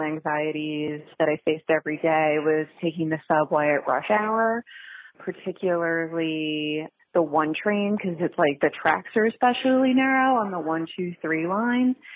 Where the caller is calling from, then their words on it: Philadelphia, Pennsylvania, United States; also born or lived in New York City; I'm calling from Philadelphia, PA. I lived in New York City for about 30 years